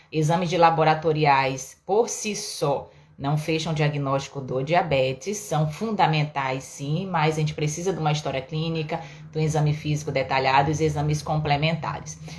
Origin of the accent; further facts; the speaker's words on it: Belém, Pará, Brazil; moved away; lá em Belém, na minha terra